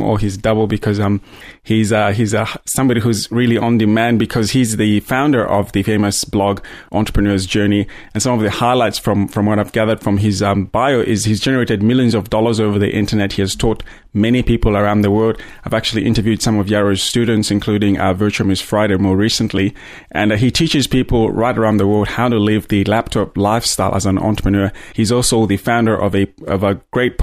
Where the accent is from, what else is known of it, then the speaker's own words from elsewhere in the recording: Zambia; moved away as an adult; also born or lived in Botswana; now in Australia; I grew up in Zambia and started my professional career in Botswana and then, you know, migrated to Australia about 12 years ago